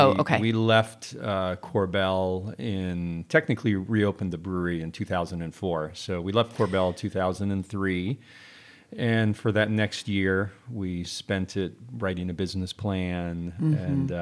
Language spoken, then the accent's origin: English; Temecula, California, United States; Yeah, I grew up in Southern California, but specifically in Temecula. And my folks planted the first commercial vineyard in Temecula in 1968.